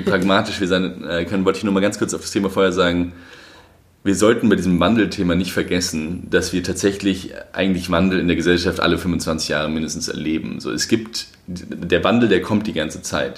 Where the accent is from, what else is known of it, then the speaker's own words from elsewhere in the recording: Germany; als Deutscher